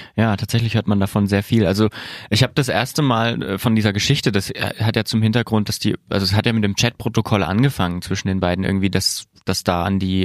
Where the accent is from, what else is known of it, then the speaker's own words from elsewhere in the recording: southern Thuringia, Germany; da, wo ich herkomme, aus Südthüringen